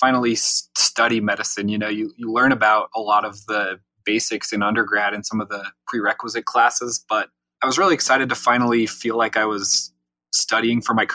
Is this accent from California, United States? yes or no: no; Utah, United States; I grew up in Utah. I was born here, been here pretty much my whole life.